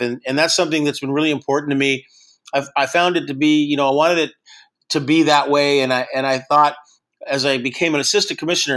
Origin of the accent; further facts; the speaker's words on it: Long Beach, California, United States; I grew up in Long Beach